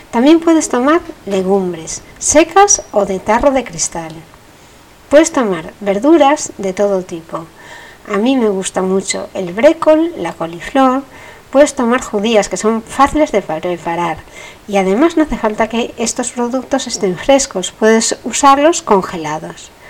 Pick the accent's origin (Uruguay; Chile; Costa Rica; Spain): Spain; bueno, por decir que no lo digo nunca, pero estoy en España, soy española.